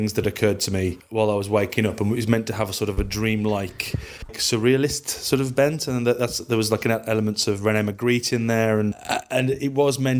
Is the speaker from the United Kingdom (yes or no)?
yes; the Midlands of England, United Kingdom; I am a comedian from the Midlands of England